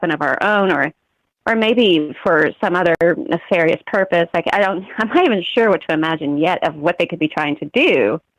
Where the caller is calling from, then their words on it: Missouri, United States; Calling from Missouri.